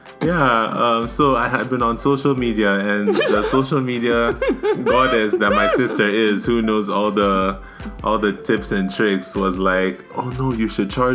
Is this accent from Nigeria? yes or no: yes; Nigeria; now in Canada; I'm from Nigeria, like you, my sister, Dada Pepple.